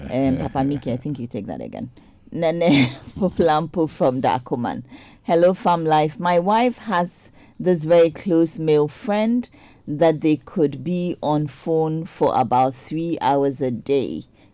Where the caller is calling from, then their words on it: Botswana; Good morning. I'm listening from Botswana.